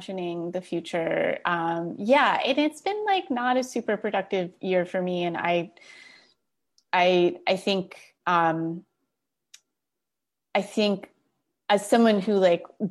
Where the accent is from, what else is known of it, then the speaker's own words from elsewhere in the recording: Florida, United States; moved away as an adult; I've been in my hometown in Florida